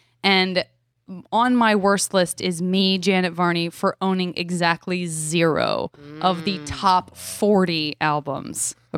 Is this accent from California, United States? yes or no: no; Arizona, United States; Well, I'm from Arizona.